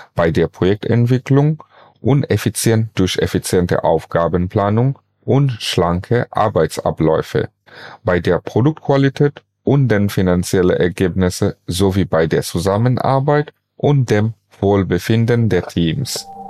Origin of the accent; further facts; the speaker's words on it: Bangladesh; moved away as an adult; also born or lived in Bonn; now in Germany; bereits in meinem Heimatland Bangladesch und seit 2009 in Deutschland